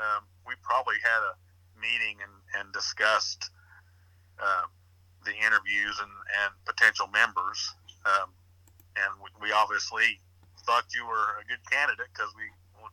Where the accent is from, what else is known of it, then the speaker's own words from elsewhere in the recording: Edinburgh, Indiana, United States; No, we grew up in Edinburgh.